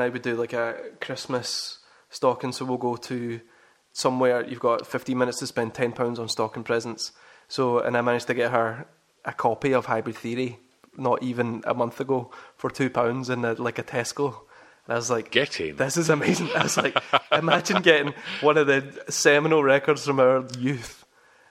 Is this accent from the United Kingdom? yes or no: yes; Kilmarnock, Scotland, United Kingdom; I was growing up in Kilmarnock